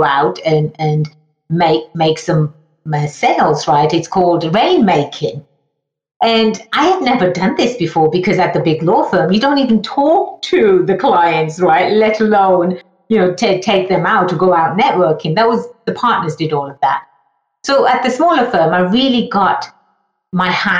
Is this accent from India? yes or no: no; England, United Kingdom; moved away as an adult; now in United States; I was born and raised in England, hence the funny accent.